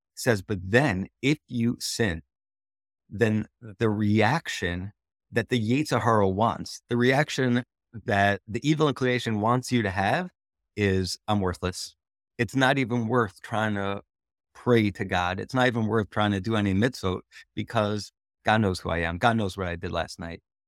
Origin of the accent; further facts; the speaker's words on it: Teaneck, New Jersey, United States; I grew up in Teaneck, New Jersey